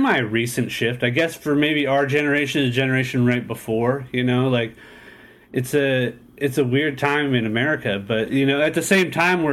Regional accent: San Diego, California, United States; I grew up in the East County portion of San Diego

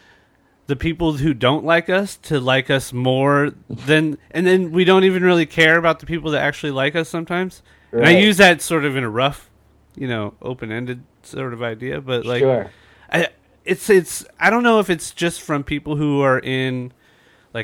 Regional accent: San Diego, California, United States; I'm born and raised in San Diego

